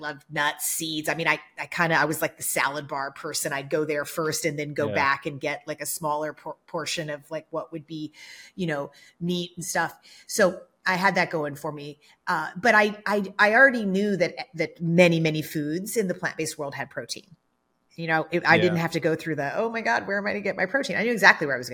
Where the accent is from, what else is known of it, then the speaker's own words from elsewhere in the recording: Kentucky, United States; now in Los Angeles, United States; I grew up in the South in Kentucky